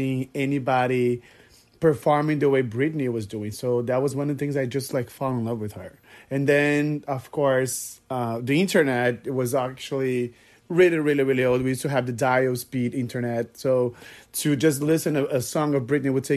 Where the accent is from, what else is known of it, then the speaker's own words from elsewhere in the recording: Brazil; English is a second language; moved away as an adult; now in Miami Beach, United States; I am originally from Brazil, if you guys were wondering where my accent is from. I live in Miami Beach, Florida